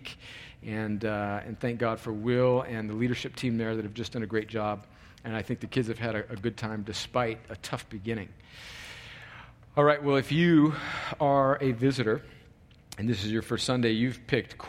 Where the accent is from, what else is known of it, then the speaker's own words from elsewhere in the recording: California, United States; moved away; my home country of California